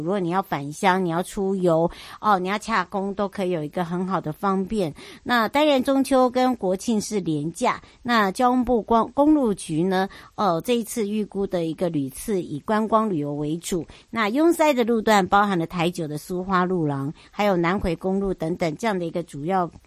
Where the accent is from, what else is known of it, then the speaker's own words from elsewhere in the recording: Hualien County, Taiwan; 花东，我的故乡